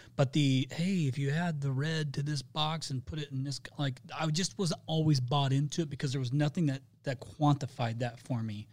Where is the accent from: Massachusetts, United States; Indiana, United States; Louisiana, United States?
Indiana, United States; I'm from Indiana